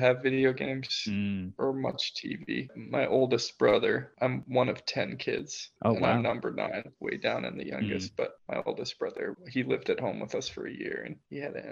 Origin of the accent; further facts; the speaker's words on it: Minnesota, United States; now in New York, United States; my hometown in Minnesota.